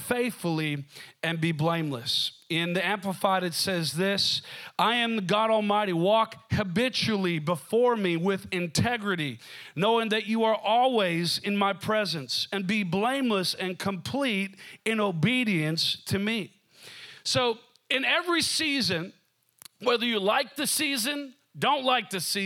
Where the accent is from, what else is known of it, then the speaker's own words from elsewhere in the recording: Minnesota, United States; moved away; also born or lived in Seattle; growing up in Minnesota, it kind of felt like winter would never end